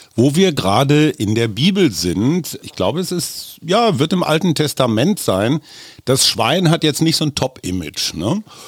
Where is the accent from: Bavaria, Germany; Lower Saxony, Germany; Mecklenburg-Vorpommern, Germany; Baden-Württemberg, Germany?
Lower Saxony, Germany; Oldenburg area; Ich komme aus der Gegend